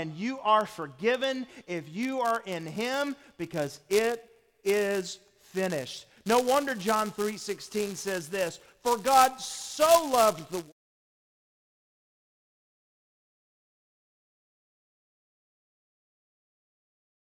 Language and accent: English; the South, United States; being Southerners and growing up in the South